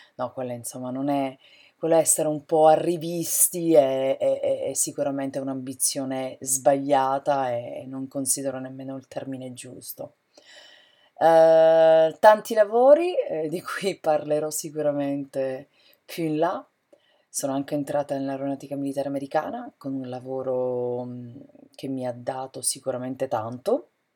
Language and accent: Italian; San Cataldo, Sicily, Italy; moved away as an adult; also born or lived in Catania, Italy; now in United States; Sono siciliana, della provincia di Caltanissetta, un paese che si chiama San Cataldo, a pochi chilometri da Caltanissetta